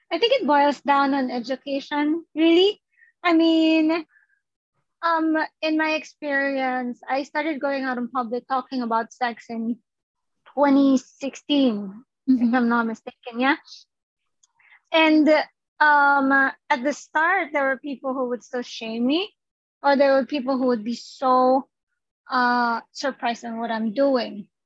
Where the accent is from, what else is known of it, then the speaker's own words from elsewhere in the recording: Philippines; us as Filipino people